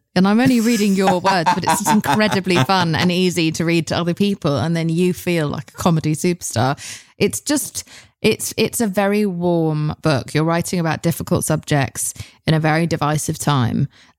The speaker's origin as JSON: {"language": "English", "country": "United Kingdom", "said": "That's not my vibe. I'm British, so it's not my vibe."}